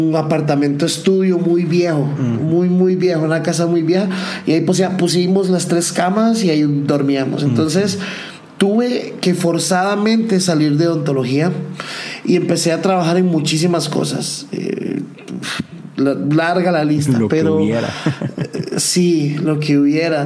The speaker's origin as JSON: {"language": "Spanish", "region": "San José", "country": "Costa Rica", "tie": "born or raised there", "also_born_or_lived": "Medellín", "moved": "as an adult", "lives_now": "Manizales, Colombia", "said": "nací en Costa Rica, nací en San José, vengo de una familia totalmente ah, clase media"}